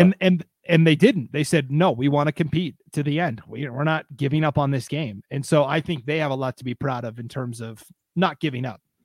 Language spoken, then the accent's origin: English; Montana, United States; now in North Idaho, United States; where I grew up in Montana